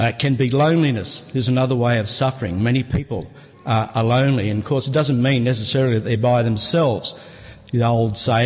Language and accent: English; Sydney, New South Wales, Australia; I was born here in Sydney